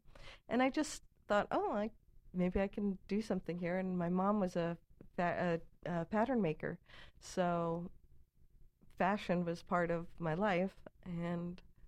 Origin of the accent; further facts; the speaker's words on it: New York City, New York, United States; I'm a New Yorker.